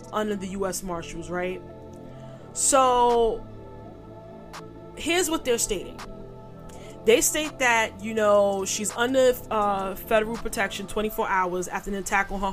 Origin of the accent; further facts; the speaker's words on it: New York City, New York, United States; also born or lived in Catskills, New York; I'm from New York City